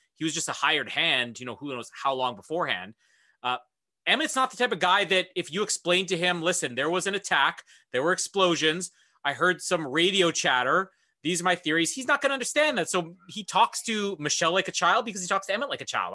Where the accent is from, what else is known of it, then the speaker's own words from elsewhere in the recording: Canada; I'm Canadian